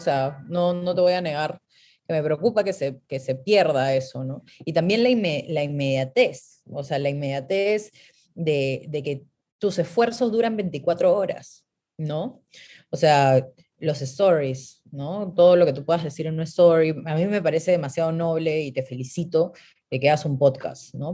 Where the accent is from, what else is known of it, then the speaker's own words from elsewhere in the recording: Peru; moved away; yo vengo de Perú